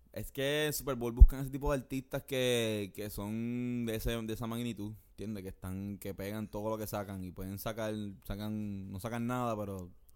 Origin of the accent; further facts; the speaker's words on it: Puerto Rico; uno como boricua